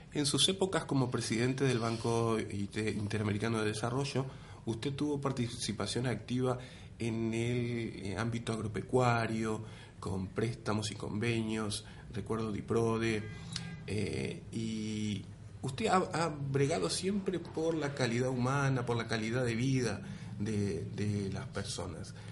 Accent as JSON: {"language": "Spanish", "town": "San José de Mayo", "region": "San José", "country": "Uruguay", "tie": "born or raised there", "moved": "yes", "lives_now": "Madrid, Spain", "said": "San José, mi tierra?"}